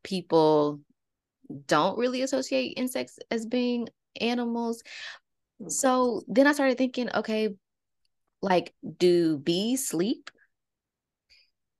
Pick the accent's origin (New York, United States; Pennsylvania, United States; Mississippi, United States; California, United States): Mississippi, United States; we're from Mississippi. We're from, you know, not necessarily the country, but anyway, we got snakes. It's Mississippi, right? I just remember, like, back in my childhood